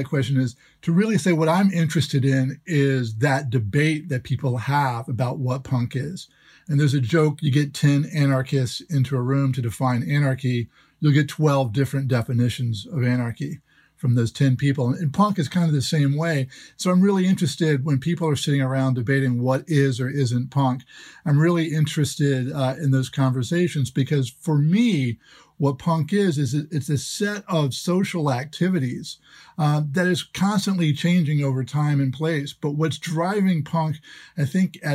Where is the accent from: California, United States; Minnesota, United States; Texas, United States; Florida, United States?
Florida, United States; Jacksonville; my hometown, which was Jacksonville, Florida